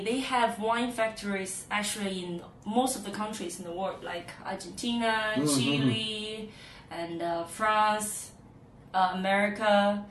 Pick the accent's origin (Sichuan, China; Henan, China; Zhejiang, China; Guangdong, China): Henan, China; also born or lived in Beijing; now in Zhuhai, China; I'm from Henan province